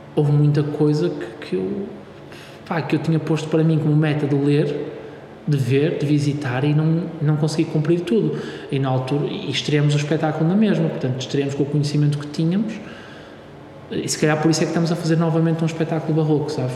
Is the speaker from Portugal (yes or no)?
yes; Braga, Norte, Portugal; now in Porto, Portugal; eu sou de Braga